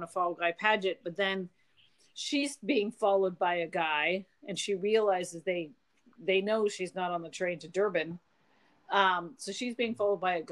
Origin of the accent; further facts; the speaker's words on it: United States; I'm such an American